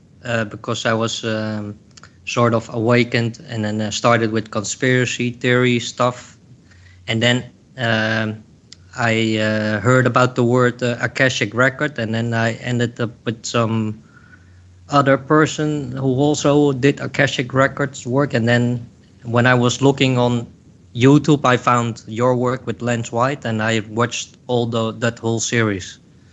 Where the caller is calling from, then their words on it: Netherlands; I'm calling from the Netherlands.